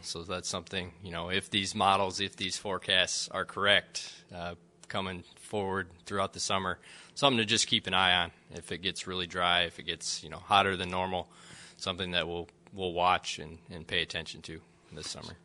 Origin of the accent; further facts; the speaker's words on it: Central Michigan, United States; moved away as an adult; also born or lived in Lexington, Kentucky; now in West Lafayette, United States; I'm originally from Central Michigan. Uh, so, grew up in a, you know, a farming family up there in between Grand Rapids and Lansing.